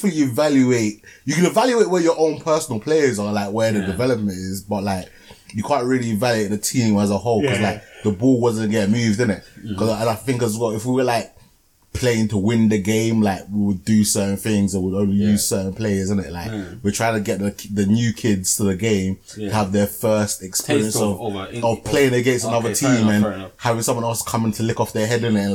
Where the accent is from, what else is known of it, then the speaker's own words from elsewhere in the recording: Croydon, London, United Kingdom; we are three Blurds from Gotham, aka Croydon